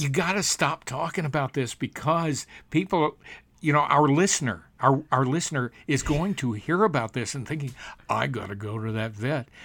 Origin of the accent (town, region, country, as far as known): United States